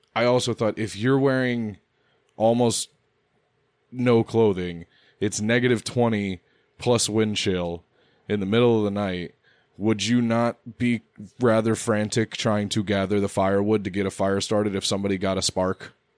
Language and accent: English; United States; I'm American